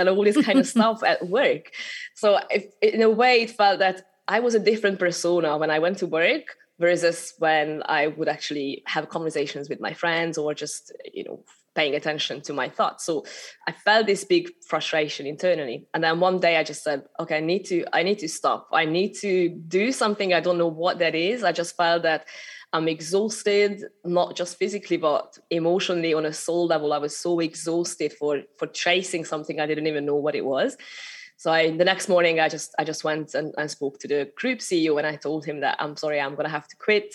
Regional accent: Hungary; accent: Hungarian; English is a second language; moved away as an adult; also born or lived in United Kingdom / Malta / Sri Lanka; I'm originally from Hungary, so that's a little bit of accent still coming through, showing my showing my origins. But I, I moved over to the UK when I was only 18.

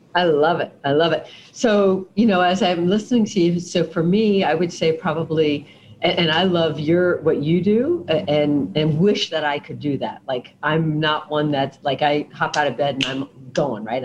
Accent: South Florida, United States; I was born and raised in South Florida

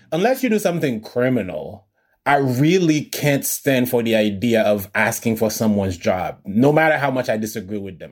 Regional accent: Haiti; moved away; I'm from Haiti

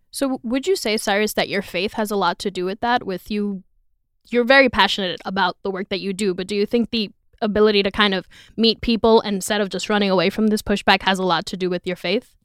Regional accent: New York City, New York, United States; people I grew up with in the Bronx

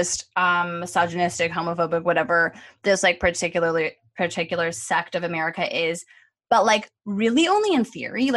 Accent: Canada; being Canadian

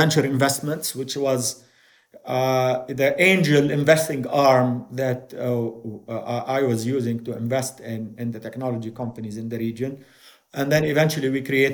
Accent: Jordan; also born or lived in Beirut, Lebanon; I was born in Beirut. My father was involved in politics. We came to Jordan as political refugees.

